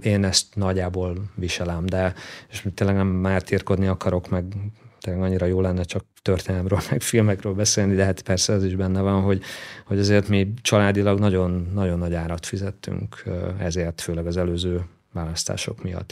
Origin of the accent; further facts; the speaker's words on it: Szekszárd, Tolna, Hungary; also born or lived in Bátaszék; Én egy vidéki fiú vagyok, Szexádon nőttem fel